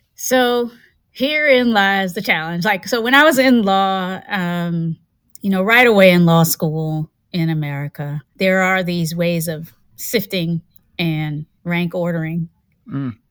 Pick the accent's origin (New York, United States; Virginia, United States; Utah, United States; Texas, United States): Virginia, United States; Hampton; also born or lived in Kinston, North Carolina / Charlottesville, Virginia; I was born in Kinston, lived there until I was about six and a half. And then after that, we moved up north to Virginia. Mm-hmm. we moved up to Virginia, and I was raised in the Tidewater area near the Chesapeake Bay in Hampton